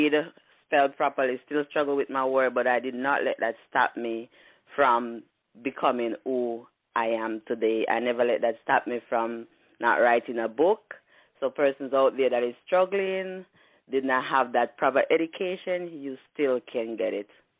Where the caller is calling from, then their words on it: Pittsburgh, Pennsylvania, United States; I'm calling from Pennsylvania, Pittsburgh